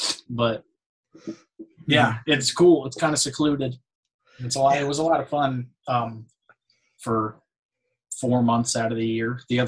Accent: Mount Desert Island, Maine, United States; also born or lived in Springfield, Illinois; And I lived there till I was about 10 years old. Mm-hmm. And then I moved to Mount Desert Island, Maine.

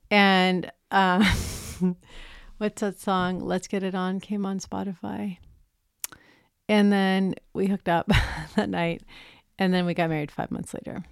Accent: San Francisco, California, United States; moved away; I grew up in San Francisco on eighteenth and Castro

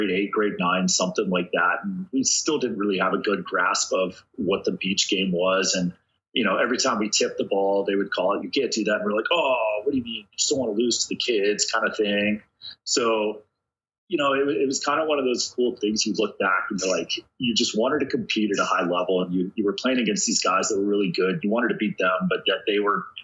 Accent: Hawaii, United States; moved away; growing up in Hawaii where I'm being chased by a bunch of Samoan guys

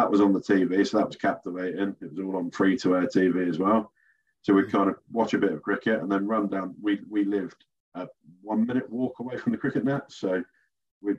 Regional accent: Reed, United Kingdom; I grew up in Reed with my younger brother

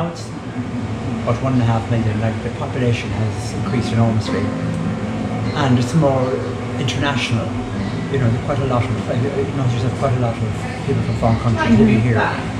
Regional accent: Midlands, Ireland; moved away as an adult; now in Dublin, Ireland; No, I'm originally from about 80 kilometers in the Midlands.

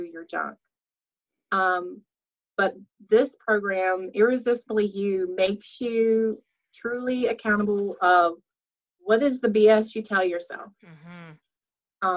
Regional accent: Danville, Virginia, United States; I'm from Danville, Virginia

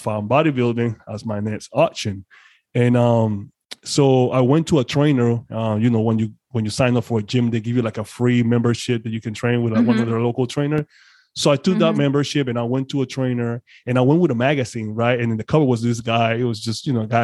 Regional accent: Panama; English is a second language; moved away; I'm originally from Panama, so I'm foreign to some extent

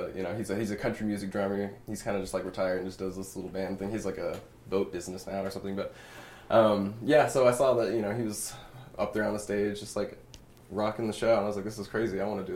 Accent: Beggs, Oklahoma, United States; now in Las Vegas, United States; I'm from Oklahoma.

